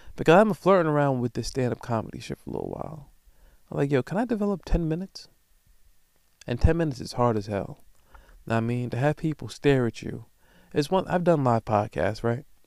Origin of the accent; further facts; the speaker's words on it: Long Island, New York, United States; I'm from Long Island